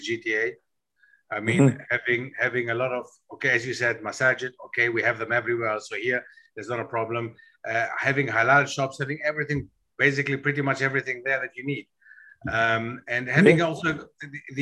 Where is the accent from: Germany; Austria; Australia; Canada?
Germany; moved away as an adult; now in United Kingdom; I go back to where I grew up in Germany, I grew up in a town, 250,000 inhabitants